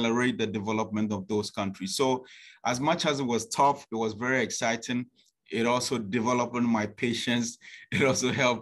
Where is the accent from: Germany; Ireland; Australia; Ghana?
Ghana; Growing up in Ghana was very interesting.